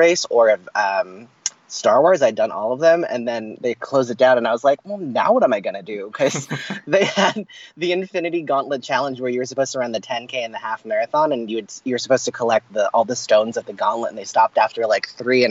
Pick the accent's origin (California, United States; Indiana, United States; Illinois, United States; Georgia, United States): California, United States; Los Angeles; also born or lived in San Francisco; I was born and raised in Southern California. I lived here in Los Angeles my whole life.